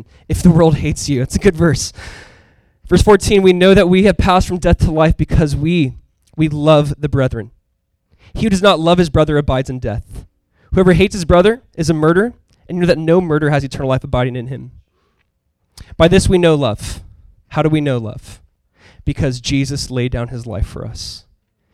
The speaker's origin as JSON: {"language": "English", "area": "Orange County", "region": "Southern California", "country": "United States", "said": "I'm from Southern California, Orange County, California."}